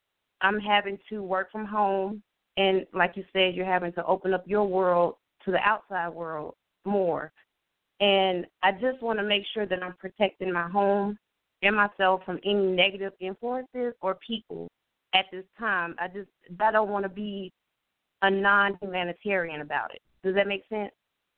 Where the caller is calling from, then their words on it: Florida, United States; I'm calling from Florida